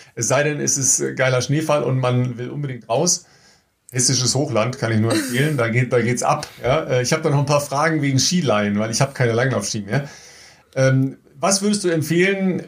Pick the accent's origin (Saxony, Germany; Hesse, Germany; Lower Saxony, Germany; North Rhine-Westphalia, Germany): North Rhine-Westphalia, Germany; Dorsten; aus Dorsten, ne? also aus meiner Heimat